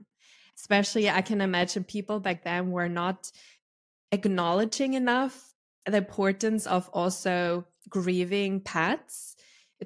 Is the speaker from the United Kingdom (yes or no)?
no; Austria; I'm Austrian, so I'm from Europe